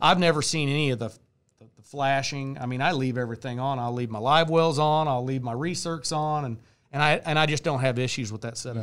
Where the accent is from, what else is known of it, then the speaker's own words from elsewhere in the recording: Bonner Springs, Kansas, United States; I'm from Bonner Springs, Kansas